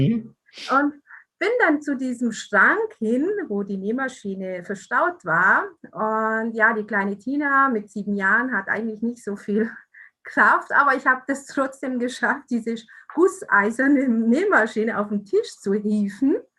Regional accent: Italy; moved away; stamme aus Italien

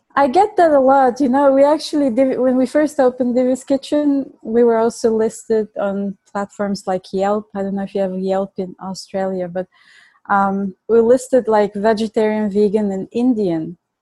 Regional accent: Plovdiv, Plovdiv Province, Bulgaria; accent: Bulgarian; English is a second language; now in New York, United States; I was born and raised in Bulgaria. That's my accent

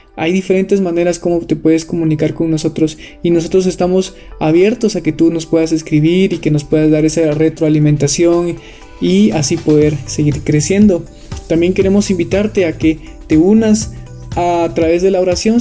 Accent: Quetzaltenango, Guatemala; Soy de la ciudad de Quetzaltenango, Guatemala

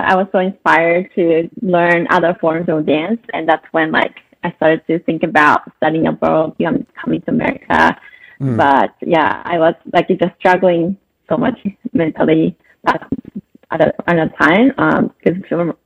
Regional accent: Saitama, Japan; now in Los Angeles, United States; I was born and raised in Saitama, Japan

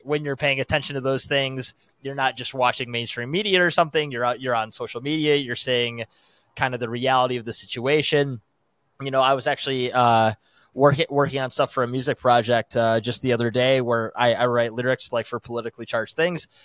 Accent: United States; as an American

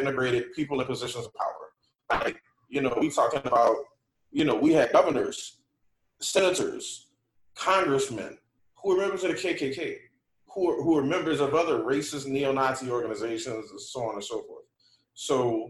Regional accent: New Orleans, Louisiana, United States; growing up in the East in New Orleans

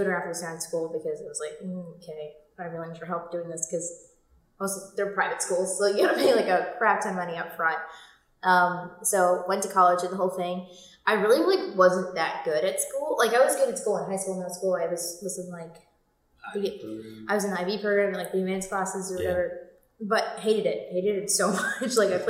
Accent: New Jersey, United States; So we moved from New Jersey

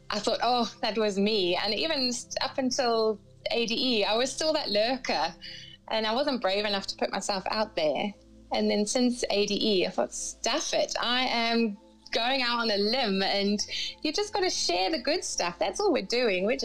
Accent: Cambridge, East of England, United Kingdom; So um, I was I was born and raised in England, in uh, Cambridge, in England, and then I went to university in Northampton.

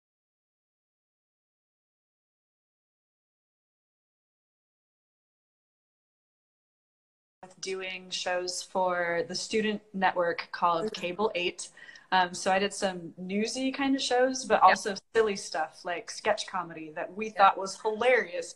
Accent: Washington, United States; moved away; my home state

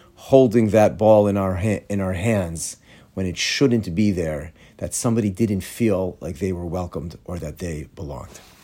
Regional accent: Atlanta, Georgia, United States; moved away; I'm from Atlanta.

